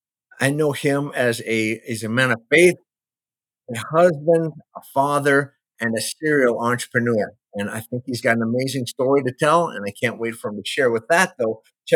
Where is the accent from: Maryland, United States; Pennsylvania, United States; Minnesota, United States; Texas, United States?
Minnesota, United States; moved away; I was born and raised in Minnesota. So a big move for me was moving from Minnesota to Florida a few years ago